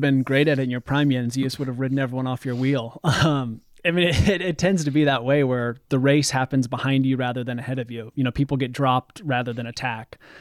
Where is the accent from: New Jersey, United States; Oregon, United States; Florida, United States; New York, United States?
Oregon, United States; Bend; also born or lived in northern Vermont; now in Vermont, United States; the street I grew up on in Bend, Oregon.